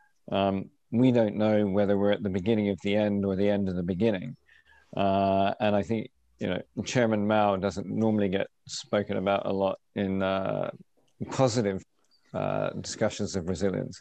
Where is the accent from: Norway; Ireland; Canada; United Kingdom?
United Kingdom; moved away as an adult; now in Australia; as a British Australian